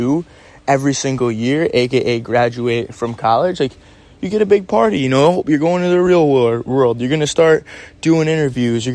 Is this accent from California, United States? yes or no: no; Syracuse, New York, United States; also born or lived in Los Angeles; my hometown, Syracuse, New York